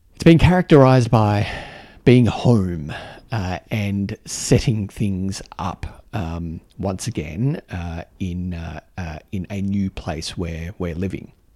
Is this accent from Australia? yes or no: yes; Canberra, Australian Capital Territory, Australia; my home, my home city, um, where I knew how things worked.